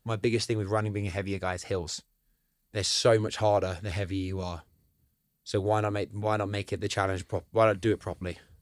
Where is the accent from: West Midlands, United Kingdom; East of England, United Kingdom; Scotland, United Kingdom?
East of England, United Kingdom; Cambridge; also born or lived in Madrid; I grew up around Cambridge